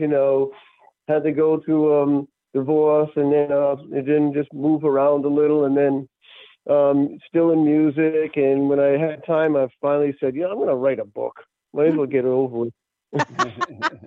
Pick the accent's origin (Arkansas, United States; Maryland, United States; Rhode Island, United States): Rhode Island, United States; Greenville; Growing up in Greenville, Rhode Island, it's a really country